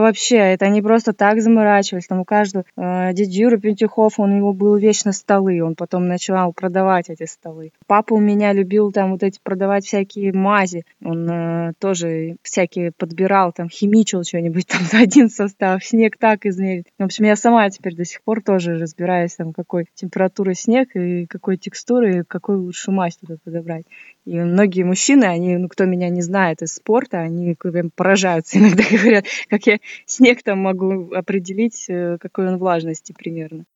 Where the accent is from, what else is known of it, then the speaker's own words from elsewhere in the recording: Miass, Chelyabinsk Oblast, Russia; now in Moscow, Russia; Я родилась в городе Миасе в Челябинской области